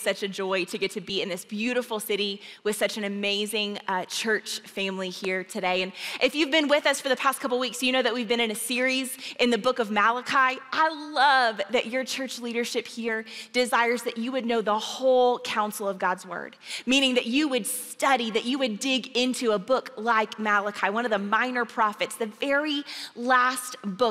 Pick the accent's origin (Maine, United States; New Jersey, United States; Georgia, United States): Georgia, United States; accent: Southern; now in Oklahoma, United States; Like I said, I'm from Oklahoma. Well, I live in Oklahoma, but I am from, there's a difference, you know what I'm saying? I'm from Georgia.